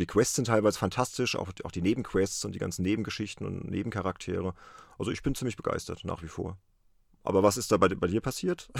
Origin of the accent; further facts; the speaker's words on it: Worms, Rhineland-Palatinate, Germany; aus meiner Heimatstadt, aus Worms